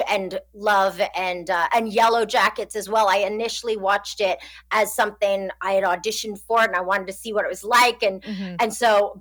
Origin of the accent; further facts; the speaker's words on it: Montreal, Quebec, Canada; now in Los Angeles, United States; I love being from Montreal